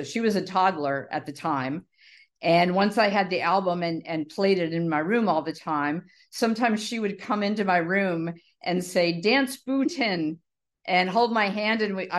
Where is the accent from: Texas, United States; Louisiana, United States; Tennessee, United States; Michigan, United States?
Louisiana, United States; New Orleans; Okay. So I grew up in New Orleans, and no one else in my family listened to …. I'm the oldest of six kids.